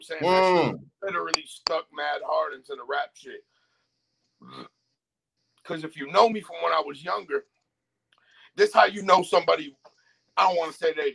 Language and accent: English; Rochester, New York, United States; also born or lived in Huntsville, Alabama; I'm from Rochester, New York, Dewey Avenue